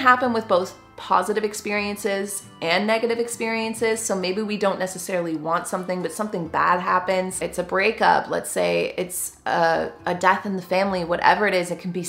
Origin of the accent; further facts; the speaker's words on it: Canada; I am just a Canadian gal